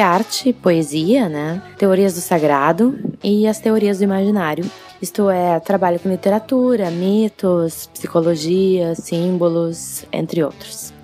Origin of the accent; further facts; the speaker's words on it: Porto Alegre, Rio Grande do Sul, Brazil; eu sou natural de Porto Alegre, vivo em Porto Alegre